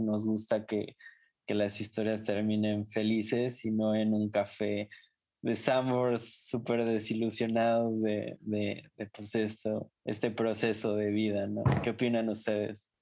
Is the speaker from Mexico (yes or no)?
yes; Mexico; como mexicanos